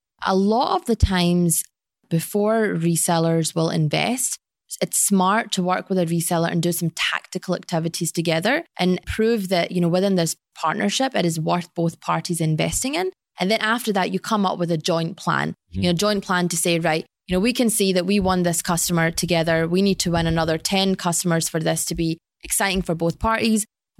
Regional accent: Glasgow, Scotland, United Kingdom; So I was born and raised in Scotland.

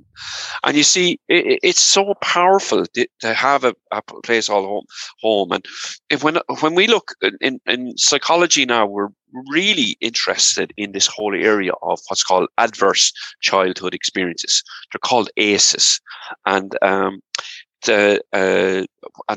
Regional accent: Ireland; moved away as an adult; also born or lived in England / United States; there was no work right in Ireland, so I emigrated for 12 years

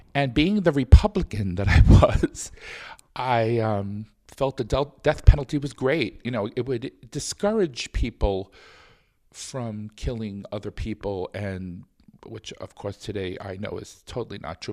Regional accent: New York City, New York, United States; I was born in New York City in Brooklyn, actually, um, in the early sixties

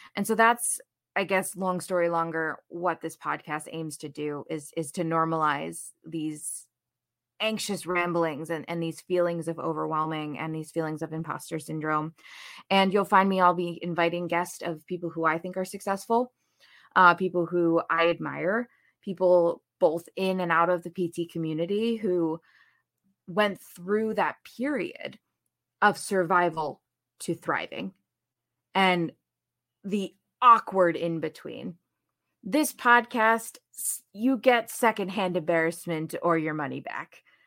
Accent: New Jersey, United States; moved away as an adult; also born or lived in Saint Louis; now in Chicago, United States; I grew up in New Jersey

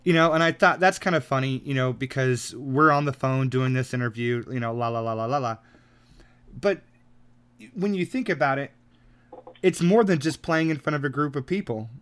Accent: United States; I'm an American

